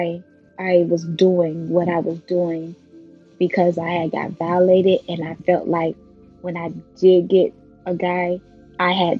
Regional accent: Belle Glade, Florida, United States; moved away; also born or lived in West Palm Beach, Florida; I'm originally from Belt Lake, Florida. So once I left Belt Lake and moved to West Palm Beach with my mom

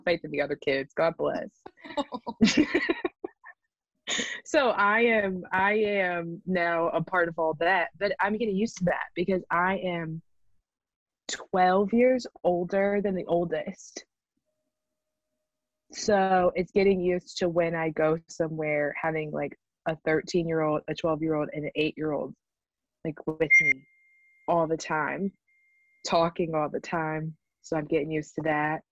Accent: Mississippi, United States; born or raised there; moved away as an adult

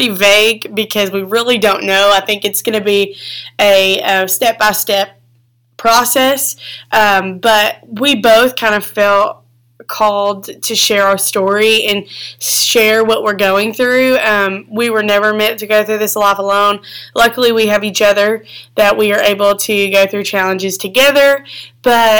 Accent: Arkansas, United States; We're from Arkansas, and I am 20 years old.

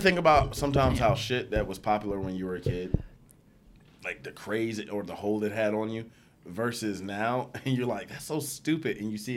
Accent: New York City, New York, United States; I'm from New York City

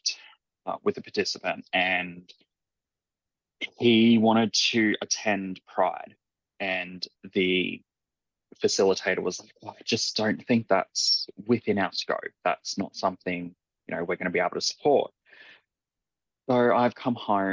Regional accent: Ipswich, Queensland, Australia; also born or lived in Raby Bay, Queensland; I spent my primary school through to early high school years in Ipswich and then moved to Raby Bay with the rest of the family

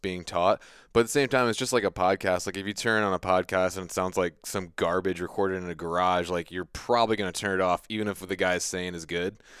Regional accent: United States; I grew up on the Chesapeake Bay

